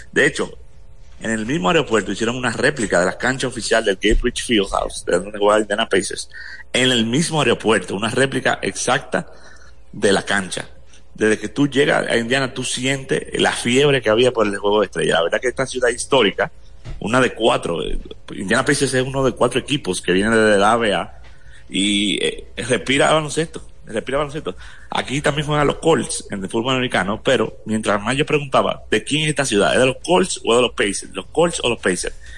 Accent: Dominican Republic; Ya, ya nos reconoce como dominicano

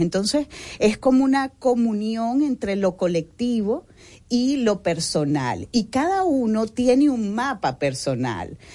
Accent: Venezuela; now in Dominican Republic; yo soy de Venezuela y yo me he encontrado aquí

